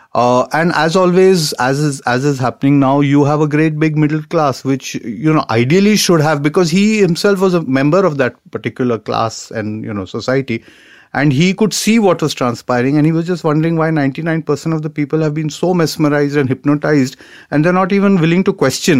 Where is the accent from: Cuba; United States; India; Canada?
India; we are Indian society